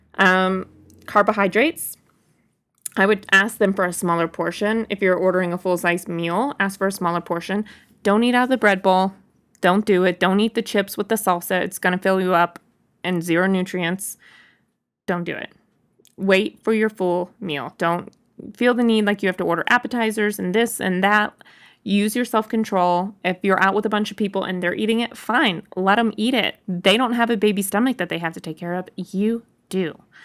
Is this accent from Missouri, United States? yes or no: yes; Boonville, Missouri, United States; moved away; I was in my hometown in Booneville, Missouri